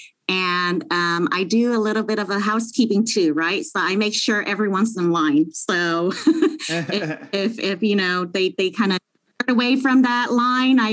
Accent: Long Beach, California, United States; I grew up in the hood, you know. I grew up in Long Beach, and we weren't really fortunate

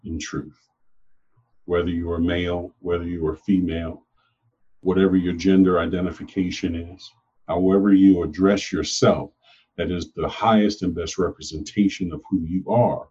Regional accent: United States; I am an American, born of America, but descended from Africa.

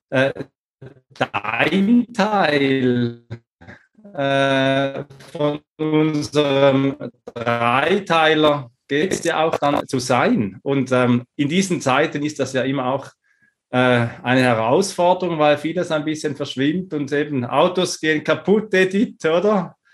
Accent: Switzerland; born there; Ähm, ich bin geboren in der Schweiz, hab

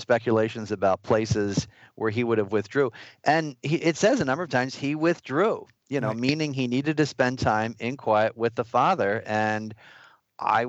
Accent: New York, United States; As a New Yorker

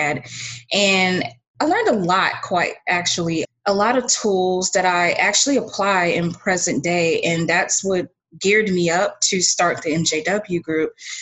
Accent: Clearwater, Florida, United States; also born or lived in Orlando, Florida; I'm from Clearwater, Florida, originally born and raised.

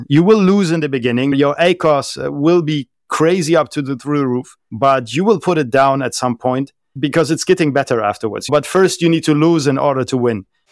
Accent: Germany; first language German; English is a second language; moved away as an adult; also born or lived in France / southern Spain / Malaysia / United Arab Emirates; I was born and raised in Germany, lived there until I was twenty, twenty-one years old

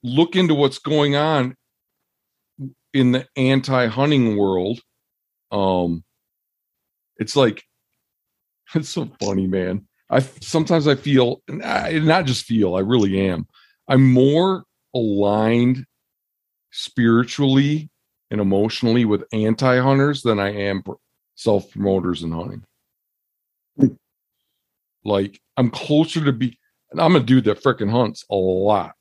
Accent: Michigan, United States; moved away; I grew up in Michigan

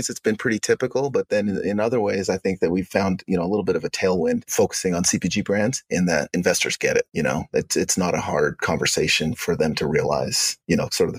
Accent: Uganda; now in United States; so I'm from Uganda originally. I'm an African American.

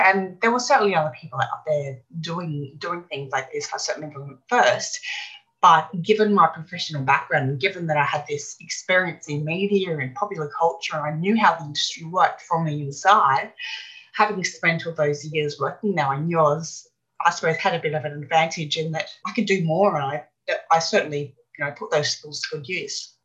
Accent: Brisbane, Queensland, Australia; I grew up here in Brisbane, in Australia, Brisbane.

